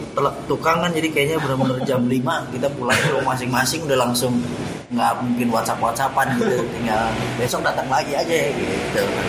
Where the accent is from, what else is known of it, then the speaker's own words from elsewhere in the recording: Depok, West Java, Indonesia; gue sebagai warga Depok